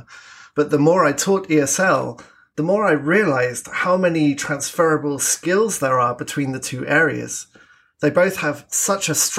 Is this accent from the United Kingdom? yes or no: yes; south of England, United Kingdom; moved away as an adult; now in Canada; As you can probably tell from my accent, I'm originally from the south of England